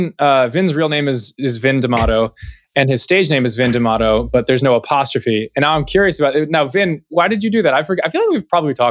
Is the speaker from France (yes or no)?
no; Buffalo, New York, United States; I grew up in Buffalo, New York